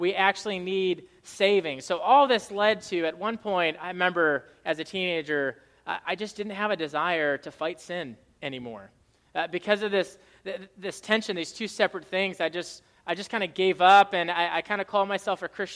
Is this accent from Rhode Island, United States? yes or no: yes; Rhode Island, United States; I grew up in Rhode Island